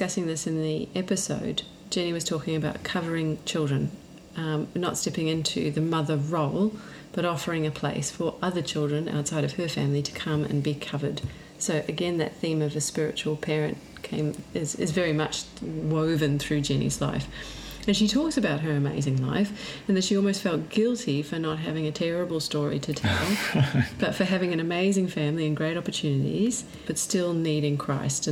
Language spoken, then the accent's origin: English; New Zealand; myself being New Zealand, and actually my heritage in England as well.